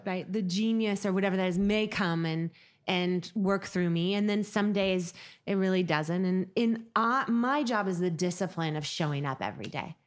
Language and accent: English; Seattle, Washington, United States; growing up in Seattle, it was a really great experience, and it was also when Seattle was much smaller